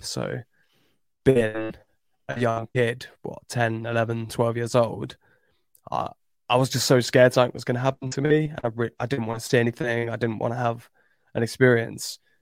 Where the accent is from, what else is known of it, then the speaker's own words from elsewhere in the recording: Cambridge, East of England, United Kingdom; I grew up in Cambridge